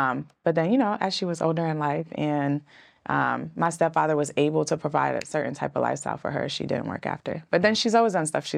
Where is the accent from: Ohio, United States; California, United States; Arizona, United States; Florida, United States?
Florida, United States; also born or lived in New York; Yeah, because I grew up with my stepfather and my mother in South Florida, but I was born in New York.